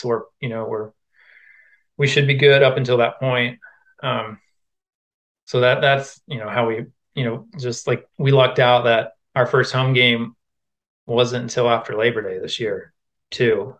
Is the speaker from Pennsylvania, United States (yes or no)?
no; Quincy, Illinois, United States; moved away as an adult; also born or lived in Iowa; I went to junior college in my hometown of Quincy, Illinois